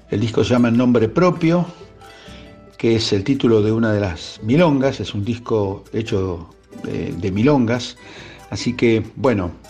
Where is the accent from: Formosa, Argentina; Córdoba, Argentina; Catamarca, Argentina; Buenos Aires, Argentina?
Buenos Aires, Argentina; moved away as an adult; now in Dolores, Argentina; ahora estoy viviendo en Dolores, pero bueno, soy porteño